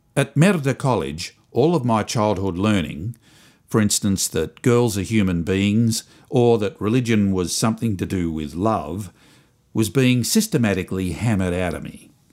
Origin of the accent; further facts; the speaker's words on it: Springvale, Victoria, Australia; I came from Springvale.